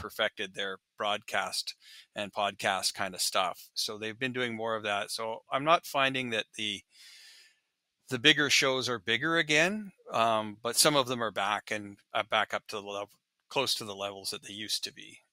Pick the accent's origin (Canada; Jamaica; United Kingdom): Canada; Regina, Saskatchewan; now in Seattle, United States; I grew up in Regina